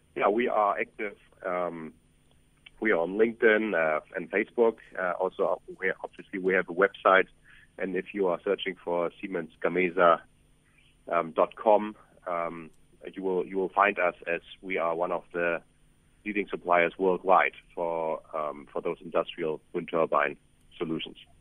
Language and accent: English; Germany; moved away as an adult; now in South Africa; I'm, I'm German, but I have been traveling around the world and opening up um, offices uh, for our company in the last decade.